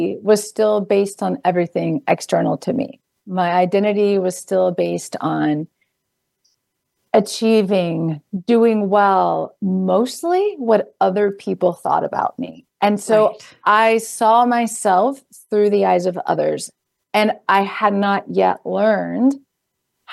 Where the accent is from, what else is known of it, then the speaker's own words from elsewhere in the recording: South Carolina, United States; moved away as an adult; also born or lived in Boston; I grew up in South Carolina